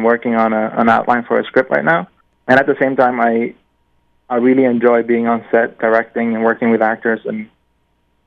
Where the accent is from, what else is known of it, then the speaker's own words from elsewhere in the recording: Norway; I'm from Norway, land of the Vikings. So Norse mythology and Viking history has been such a big part of me growing up